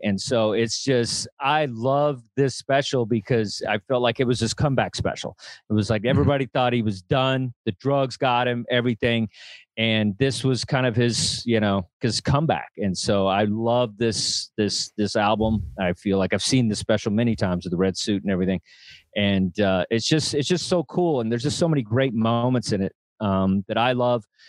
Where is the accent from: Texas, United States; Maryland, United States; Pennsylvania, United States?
Texas, United States; growing up in Texas